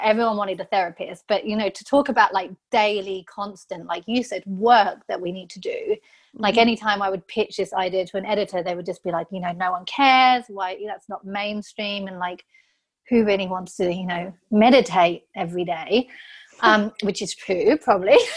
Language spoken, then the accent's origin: English; England, United Kingdom; I'm so English.